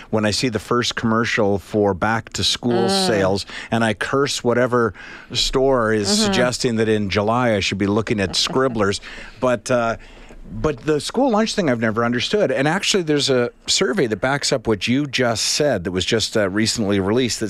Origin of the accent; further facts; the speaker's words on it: Charlottetown, Prince Edward Island, Canada; I grew up in Charlottetown, Prince Edward Island.